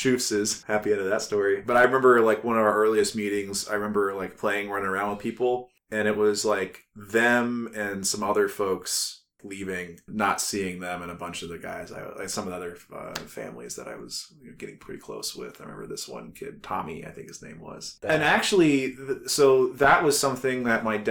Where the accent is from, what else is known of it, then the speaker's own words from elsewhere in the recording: Cuyahoga Falls, Ohio, United States; also born or lived in Columbus, Ohio; I grew up primarily in the Falls, moved up in 2000 from Columbus up to here